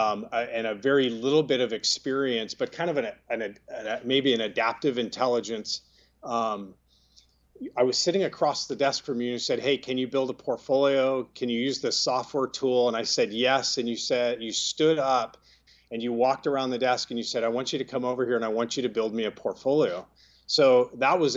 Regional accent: Sunnyvale, California, United States; I grew up in Silicon Valley in the city of Sunnyvale

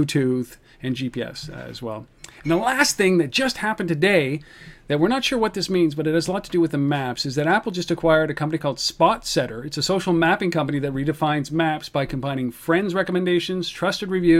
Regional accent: Ottawa, Ontario, Canada; in Ottawa, in my hometown

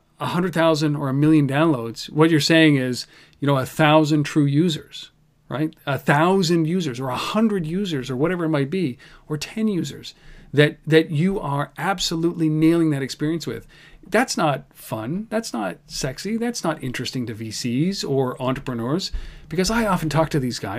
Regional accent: Canada; I'm Canadian

